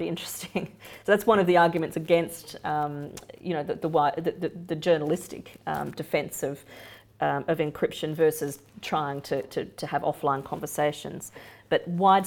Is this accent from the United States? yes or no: no; Australia; moved away; my home country